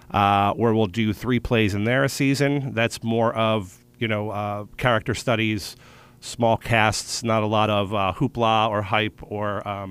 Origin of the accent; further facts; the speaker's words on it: Philadelphia, Pennsylvania, United States; moved away as an adult; also born or lived in Baltimore, Maryland / New York; now in Florida, United States; I'm originally from Philadelphia, Pennsylvania.